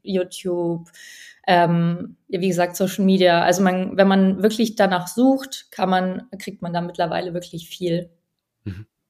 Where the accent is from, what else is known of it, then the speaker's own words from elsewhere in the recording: Allgäu, Bavaria, Germany; now in Berlin, Germany; Ich bin im Allgäu aufgewachsen, ganz ländlich